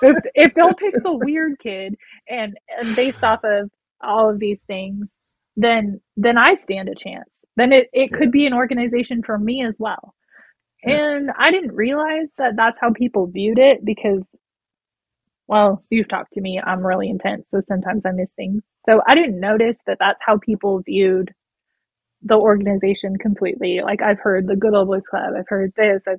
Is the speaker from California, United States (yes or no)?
yes; California, United States; I'm from California, but I didn't grow up on a generational ranch